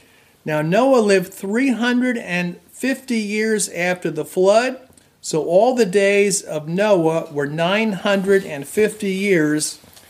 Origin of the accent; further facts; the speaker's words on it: New Jersey, United States; now in Boston, United States; I went to Catholic school, and my fellow classmates were generally from either Italian or Irish backgrounds as well, growing up in New Jersey.